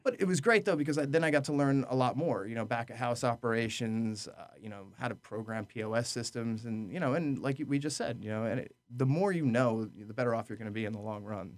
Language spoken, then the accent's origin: English; Orange County, New York, United States; also born or lived in New Jersey; I grew up in, in Orange County, New York